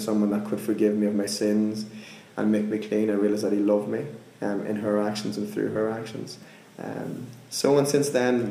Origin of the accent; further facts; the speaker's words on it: Monaghan, Ulster, Ireland; I'm from Ireland, a place called Monaghan. I grew up in a village of like 70 people